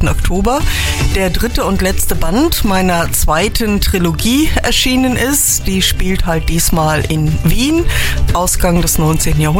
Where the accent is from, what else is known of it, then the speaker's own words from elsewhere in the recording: Trier, Rhineland-Palatinate, Germany; born there; now in Windesheim, Germany; Ich lebe in Windesheim, aber ich bin eigentlich gebürtig aus Trier.